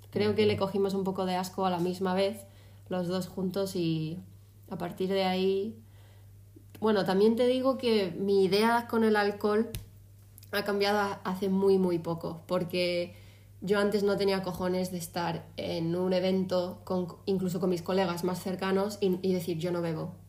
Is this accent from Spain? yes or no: yes; Spain; now in Málaga, Spain; antes de eso lo único que había hecho era en la feria de mi pueblo, en el último verano antes de venirme a Málaga, salir en la feria y al chiringuito que hay en la playa con mis colegas.